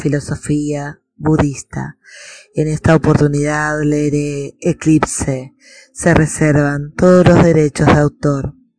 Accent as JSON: {"language": "Spanish", "region": "Buenos Aires", "country": "Argentina", "said": "de Argentina, Buenos Aires, actriz"}